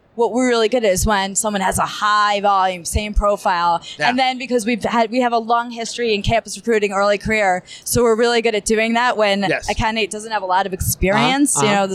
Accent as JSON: {"language": "English", "region": "New Jersey", "country": "United States", "lives_now": "New York, United States", "said": "I'm a Jersey girl, but I'm living in New York. Been in New York for, I don't know, 20 something years."}